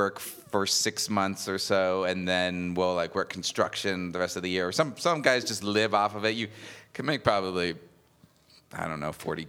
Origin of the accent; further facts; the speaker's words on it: Payson, Arizona, United States; I'm from Payson, Arizona